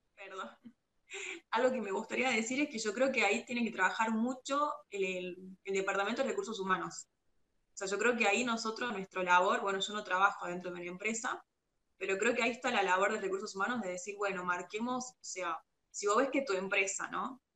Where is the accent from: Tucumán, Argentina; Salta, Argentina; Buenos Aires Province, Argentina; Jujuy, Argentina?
Salta, Argentina; yo soy de Salta